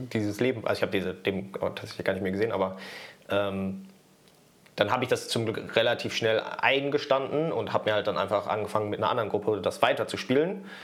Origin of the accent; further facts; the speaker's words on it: Germany; als Deutscher